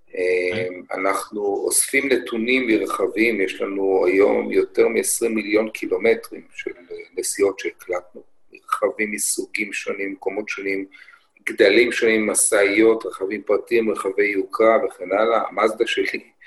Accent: Israel

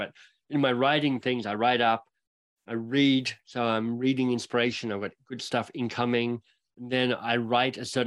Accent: Australia; now in Canada; as an Australian arriving in Canada

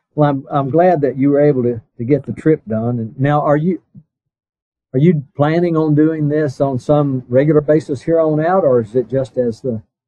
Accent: Blue Ridge Mountains, United States; I grew up around in the Blue Ridge Mountains

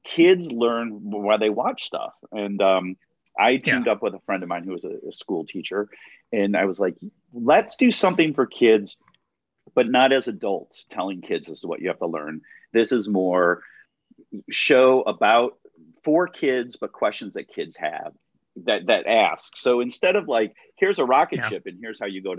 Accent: Chicago area, Illinois, United States; how many kids from my hometown have gone to Los Angeles

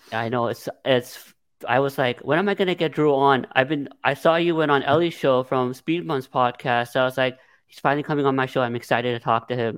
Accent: Los Angeles, California, United States; I'm from the San Fernando Valley

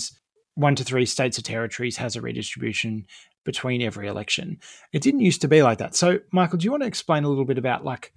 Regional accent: Campbelltown, New South Wales, Australia; I grew up in Campbelltown in the southwest of Sydney.

